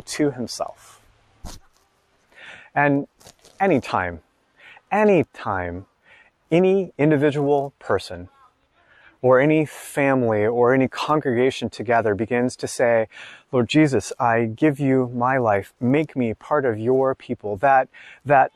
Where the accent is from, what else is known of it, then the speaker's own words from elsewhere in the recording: United States; I'm an American in my 40s